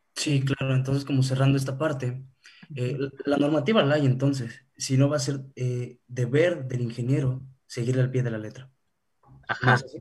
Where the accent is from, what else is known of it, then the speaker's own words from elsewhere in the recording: Mexico; vivimos nosotros como, mexicanos